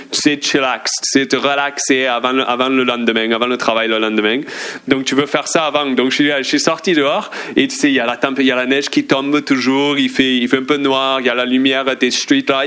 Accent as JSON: {"language": "French", "region": "southern France", "country": "France", "accent": "southern French", "said": "l'accent du sud de la France, je sais que c'est l'accent du campagnard, comme on dit, on dit papin, je dis pain, et tout"}